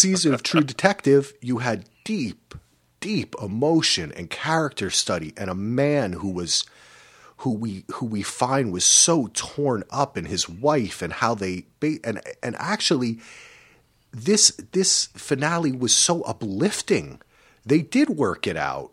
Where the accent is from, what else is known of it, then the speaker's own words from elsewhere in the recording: East Coast, United States; now in West Coast, United States; We grew up on the East Coast. We came out here to the West Coast.